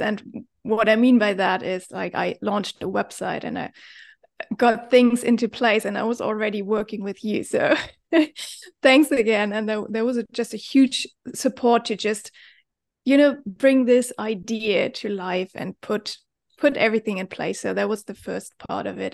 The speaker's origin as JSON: {"language": "English", "country": "Germany", "moved": "as an adult", "lives_now": "Bali, Indonesia", "said": "I am originally from Germany"}